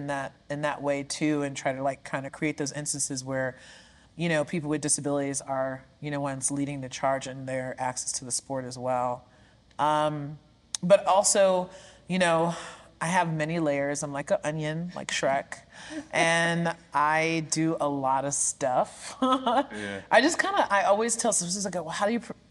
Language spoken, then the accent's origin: English; New York City, New York, United States; I am from Brooklyn, New York, born and raised in New York City.